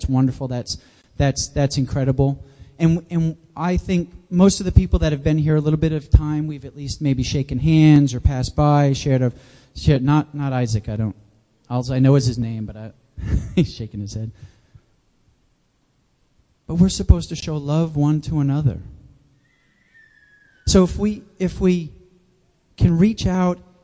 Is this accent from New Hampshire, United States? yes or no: yes; New Hampshire, United States; moved away as an adult; also born or lived in Jacksonville, Florida; I grew up in the Granite State